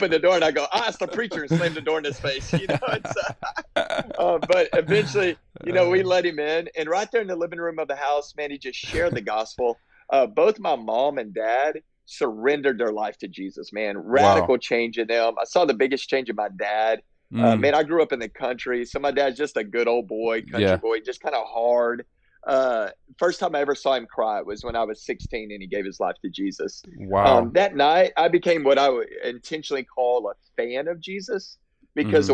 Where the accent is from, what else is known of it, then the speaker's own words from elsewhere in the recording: Texas, United States; I grew up in Texas and been in Texas my whole life